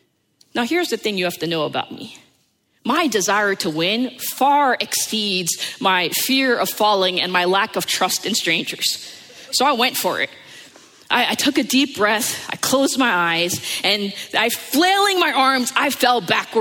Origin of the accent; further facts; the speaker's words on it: United States; growing up in the New York, New Jersey area